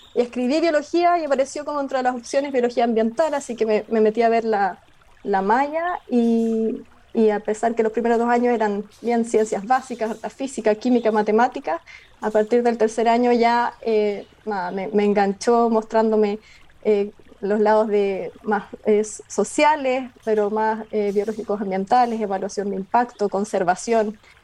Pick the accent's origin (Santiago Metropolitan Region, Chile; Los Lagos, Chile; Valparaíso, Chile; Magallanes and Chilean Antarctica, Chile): Los Lagos, Chile; Osorno; soy nacida y criada en Osorno, en la región de los lagos